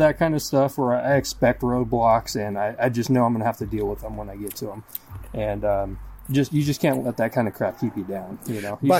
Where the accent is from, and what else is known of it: Tacoma, Washington, United States; born or raised there